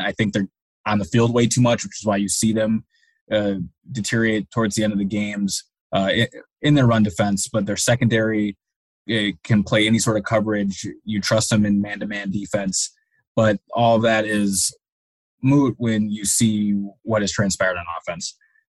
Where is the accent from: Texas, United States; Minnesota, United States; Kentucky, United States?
Minnesota, United States; also born or lived in Wisconsin / New York / Cleveland; And I'm originally from Minnesota, went to college in Wisconsin, and then spent time in upstate New York doing high schools. And like I said, then 2 years in Cleveland covering the Browns.